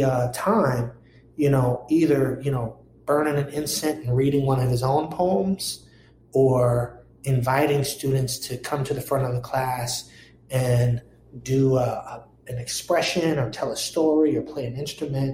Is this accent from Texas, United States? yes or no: no; Washington, District of Columbia, United States; born or raised there; also born or lived in Ithaca, New York; now in Providence, United States